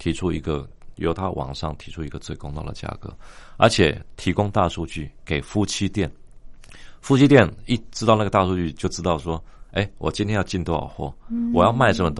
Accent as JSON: {"language": "Chinese", "country": "Taiwan", "said": "不是我们台湾人哦"}